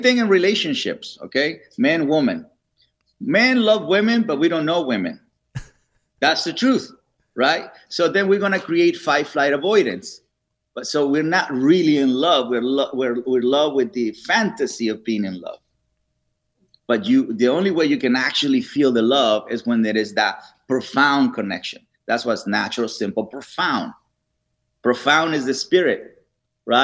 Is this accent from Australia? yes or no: no; Mexico; now in Los Angeles, United States; I'm from Mexico